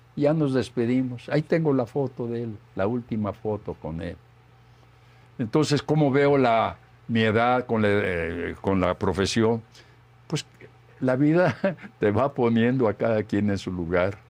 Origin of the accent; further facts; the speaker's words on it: Guanajuato, Mexico; como soy de Guanajuato